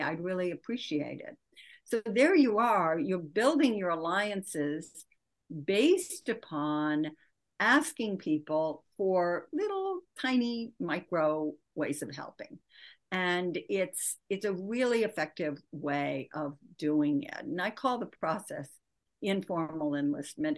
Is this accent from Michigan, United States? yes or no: yes; Michigan, United States; I grew up in Michigan